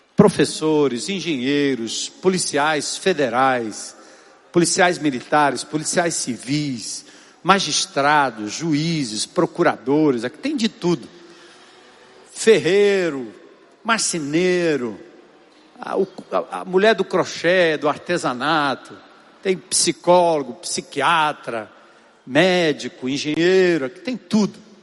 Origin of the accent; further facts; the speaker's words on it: São Paulo, Brazil; now in Fortaleza, Brazil; eu sou lá da zona norte de São Paulo